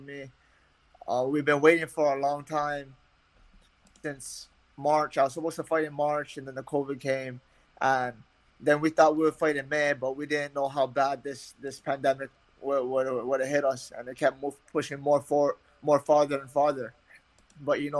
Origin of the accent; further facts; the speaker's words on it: Waianae, Hawaii, United States; I'm from Waianae, Hawaii. I live out there currently